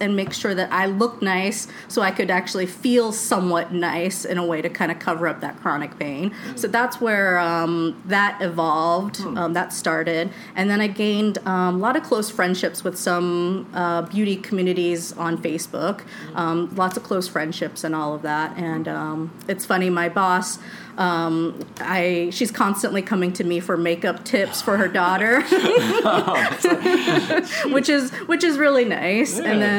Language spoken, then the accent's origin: English; Florida, United States; also born or lived in Charleston; You know, growing up in Florida is very suburban sprawl like stuff, right? So I didn't really have like a sense of community. And living in Charleston, it was also really sprawled out.